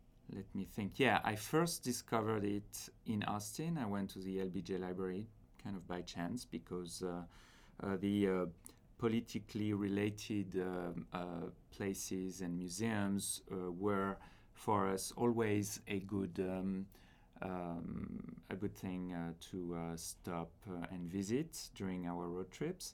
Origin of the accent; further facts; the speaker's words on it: France; moved away as an adult; now in Princeton, United States; I'm an architect from France